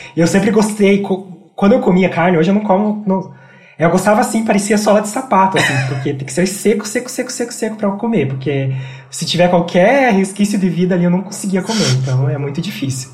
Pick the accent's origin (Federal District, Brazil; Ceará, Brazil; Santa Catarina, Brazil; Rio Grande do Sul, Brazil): Santa Catarina, Brazil; Porto União; accent: interior Paraná; moved away as an adult; now in Curitiba, Brazil; Eu nasci numa cidade bem pequena de Santa Catarina chamada Porto União, que fica na divisa com o Paraná